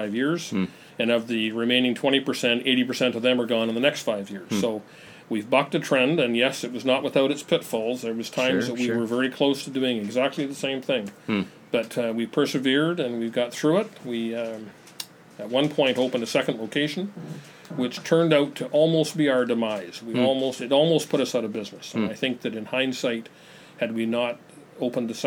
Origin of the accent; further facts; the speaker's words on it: interior of British Columbia, Canada; also born or lived in United States; now in Victoria, Canada; I'm actually from the interior of BC, but I attended University of Victoria for a couple of years